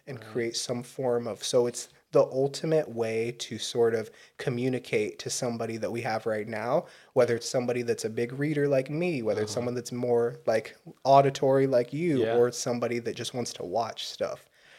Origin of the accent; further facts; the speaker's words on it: Fort Peck, Montana, United States; I'm a Sioux from Fort Peck, Indian Reservation, up on the top right of Montana.